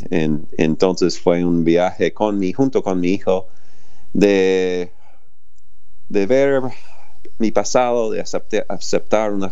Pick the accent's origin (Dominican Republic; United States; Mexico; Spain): United States; Spanish is a second language; now in Argentina; por qué vivo acá en Argentina si soy de Estados Unidos